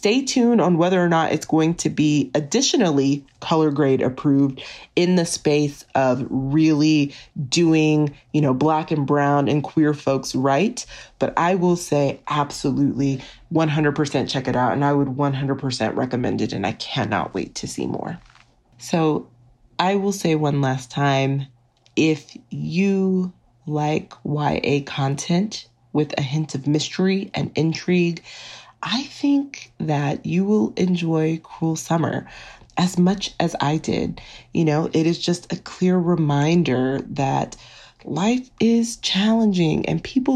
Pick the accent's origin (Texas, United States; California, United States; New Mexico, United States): Texas, United States; I'm from Texas